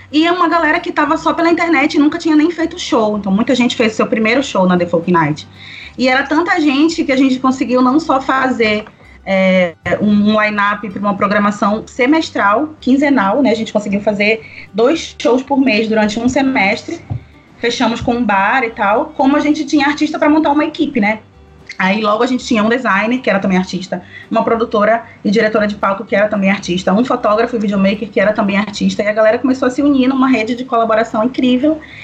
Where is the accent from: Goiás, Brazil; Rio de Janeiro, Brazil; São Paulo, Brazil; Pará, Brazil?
Pará, Brazil; Belém; venho de Belém do Pará, gente, uma terra quente, ao norte desse Brasilzão